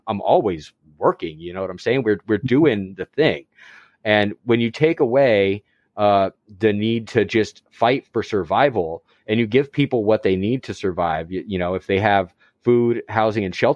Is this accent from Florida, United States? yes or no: yes; Florida, United States; as a Florida man myself